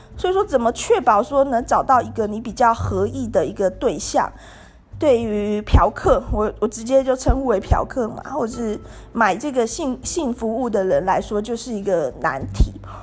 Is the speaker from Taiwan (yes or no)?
yes; Tainan, Taiwan; 我就是台南人啊， 那我也是在台南念大学的